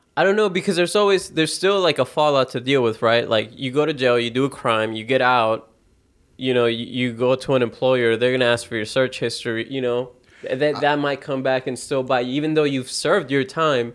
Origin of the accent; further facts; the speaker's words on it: the Bible Belt, United States; we grew up in the Bible Belt